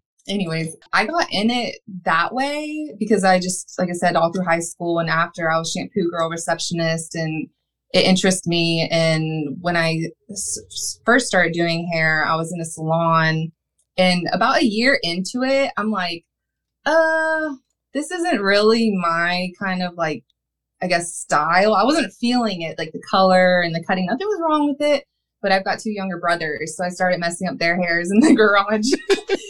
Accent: Atlantic Beach, Florida, United States; also born or lived in Jacksonville, Florida; I'm from Jacksonville, Florida. I grew up in Atlantic Beach

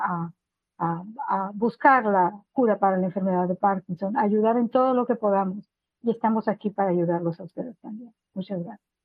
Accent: Monterrey, Nuevo León, Mexico; now in Peoria, United States; soy originaria de Monterrey, Nuevo León, México a mi familia y yo ah, radicamos en Estados Unidos desde hace más de 20 años

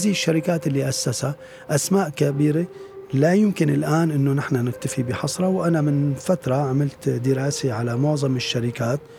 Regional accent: Syria; moved away; انا من بعد ما طلعت من سوريا بفتره بطلت كثير متابع القضية

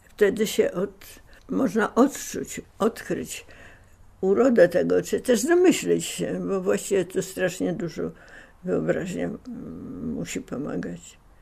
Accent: Warsaw, Masovian Voivodeship, Poland; dom, e, w którym mieszkaliśmy na Polnej, w którym się urodziłem na Polnej 46

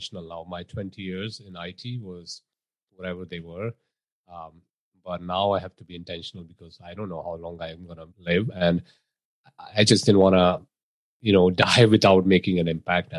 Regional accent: India; moved away as an adult; now in United States; I was born, I was raised in India, I moved to US, got into IT, spent 20 years working with retailers

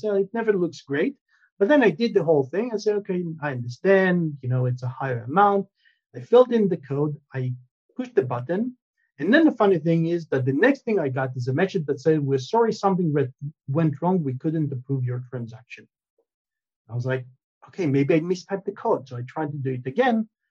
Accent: Israel; moved away; also born or lived in United States; I'm originally from Israel. I moved to the states, spent many many years in in the U.S., and then moved back to Israel.

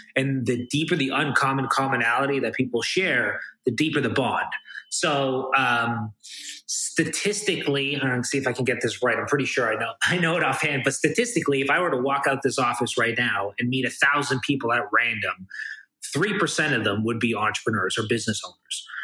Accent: Toronto, Ontario, Canada; I'm kind of born and raised in Toronto, Canada.

